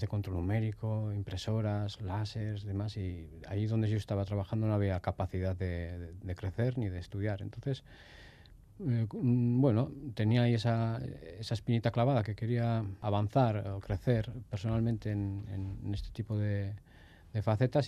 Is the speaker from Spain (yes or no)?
yes; Durango, Basque Country, Spain; also born or lived in Barcelona; con un año y medio, dos años, creo que ya estábamos por Durangaldea.